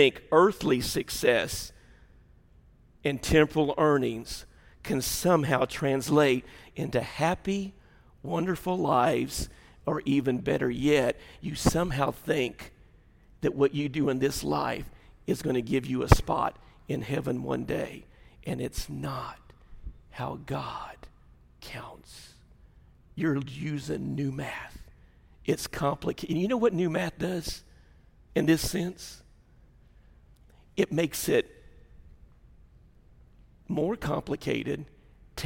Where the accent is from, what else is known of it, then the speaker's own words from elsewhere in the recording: the South, Southern United States, United States; our Southern culture